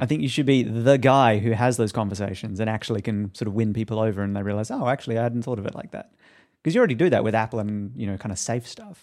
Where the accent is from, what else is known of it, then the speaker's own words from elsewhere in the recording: Australia; now in United States; I wasn't even living in America at that point. I'm Australian